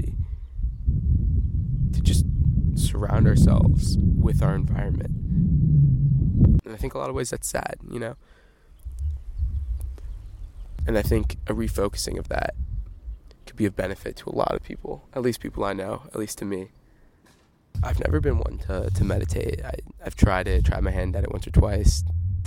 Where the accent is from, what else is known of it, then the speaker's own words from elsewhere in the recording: Midwest, United States; now in Stanford, United States; I'm from the Midwest